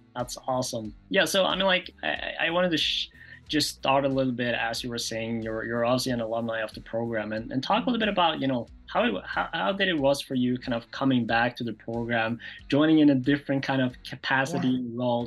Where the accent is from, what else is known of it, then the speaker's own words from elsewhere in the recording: Norway; moved away; I was from Norway